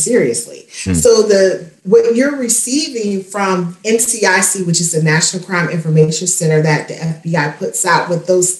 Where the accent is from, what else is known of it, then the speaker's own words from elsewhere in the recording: Spartanburg, South Carolina, United States; my hometown of Spartanburg, South Carolina